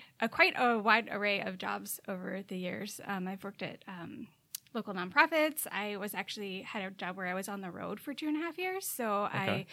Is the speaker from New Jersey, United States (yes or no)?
yes; New Jersey, United States; now in Aurora, United States; Well, I am originally from New Jersey, and I moved out here to the Midwest about 14 years ago. Never thought I would live in the Midwest, but here I am. 14 years later, so that's pretty great. I live in Aurora right now